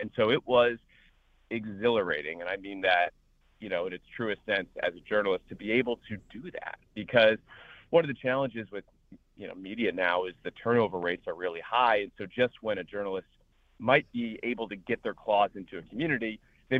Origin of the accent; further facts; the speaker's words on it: Chicago, Illinois, United States; moved away as an adult; also born or lived in Washington, D.C.; I grew up in the Chicago area